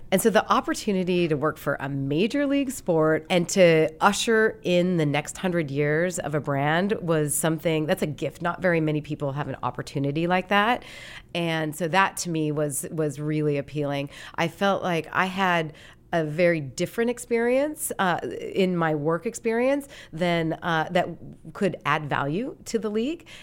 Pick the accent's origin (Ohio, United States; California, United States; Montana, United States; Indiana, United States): Montana, United States; Great Falls; moved away as an adult; I grew up in Montana, and, uh, I grew up in Great Falls, which was the big city in Montana.